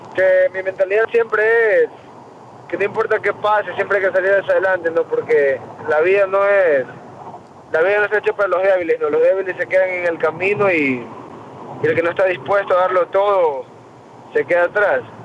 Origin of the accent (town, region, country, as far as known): Ecuador; moved away as an adult; now in United States